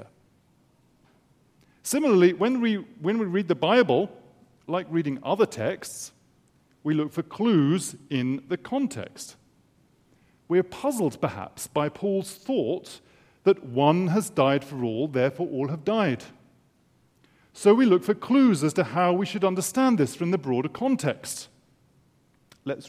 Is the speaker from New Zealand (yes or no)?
no; England, United Kingdom; as an Englishman